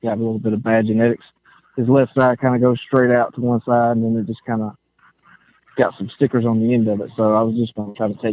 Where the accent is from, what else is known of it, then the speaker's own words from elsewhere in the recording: Shiloh, Georgia, United States; I'm from Shiloh, Georgia, and oh. I was going to tell you, it's a very small little place on the map, and I don't have great service.